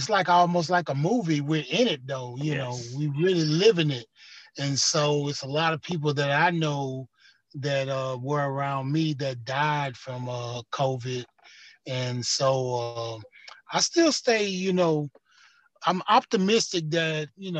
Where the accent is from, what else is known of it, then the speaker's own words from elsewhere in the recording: Houston, Texas, United States; Yep, I was actually born in Fifth Ward. We used to have a hospital in Fifth Ward called St. Elizabeth. And so I was born in St. Elizabeth on Lyon Street, which is in Fifth Ward in Houston, Texas.